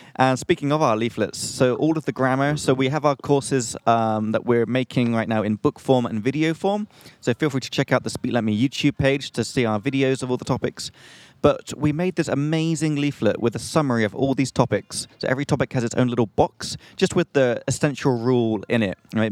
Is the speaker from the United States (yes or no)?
no; England, United Kingdom; from England.